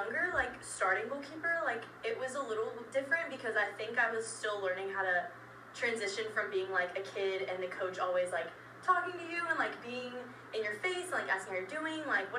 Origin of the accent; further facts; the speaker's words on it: Pflugerville, Texas, United States; I grew up in Pflugerville my whole life.